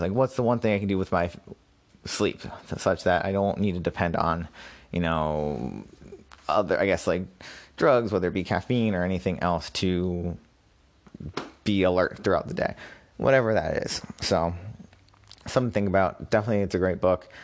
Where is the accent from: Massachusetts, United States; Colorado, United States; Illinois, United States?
Massachusetts, United States; moved away as an adult; also born or lived in Brooklyn, New York; I moved back to my home state of Massachusetts.